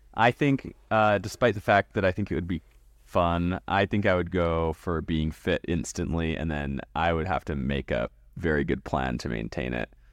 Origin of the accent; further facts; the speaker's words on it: West Coast in Canada, British Columbia, Canada; I was raised on the West Coast in Canada